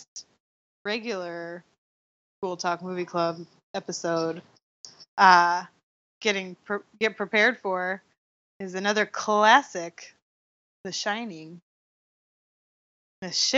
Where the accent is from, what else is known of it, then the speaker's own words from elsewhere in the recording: United States; I'm pretty American.